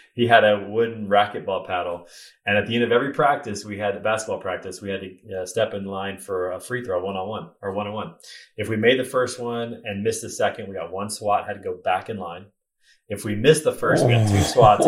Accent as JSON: {"language": "English", "town": "Raytown", "region": "Missouri", "country": "United States", "tie": "born or raised there", "said": "So I grew up in Kansas City, Missouri, in a little suburb called Raytown, just southeast of downtown Kansas City."}